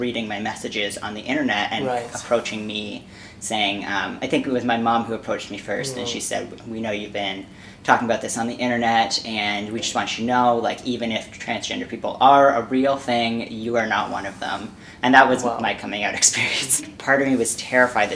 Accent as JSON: {"language": "English", "town": "Winnipeg", "region": "Manitoba", "country": "Canada", "tie": "born or raised there", "moved": "yes", "lives_now": "Toronto, Canada", "said": "I was born in Winnipeg, Manitoba"}